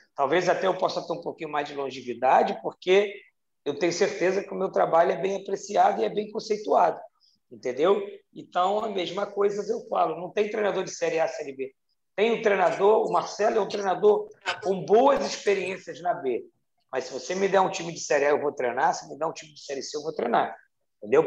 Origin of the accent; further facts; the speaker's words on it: Rio de Janeiro, Brazil; da minha cidade, minha cidade natal, onde eu amo, sou apaixonado, que é o Rio de Janeiro